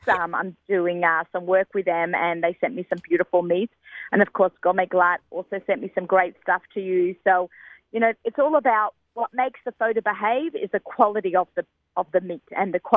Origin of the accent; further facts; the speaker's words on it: Australia; I'm Australian